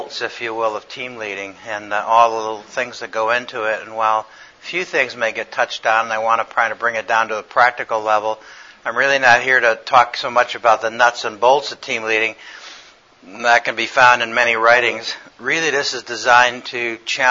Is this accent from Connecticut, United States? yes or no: yes; Connecticut, United States; I work in cardiac surgery in Connecticut. I'm from Connecticut.